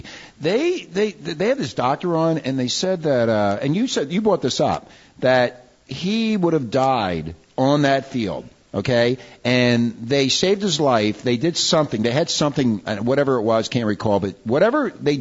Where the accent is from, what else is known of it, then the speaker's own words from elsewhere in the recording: Philadelphia, Pennsylvania, United States; I grew up in Philadelphia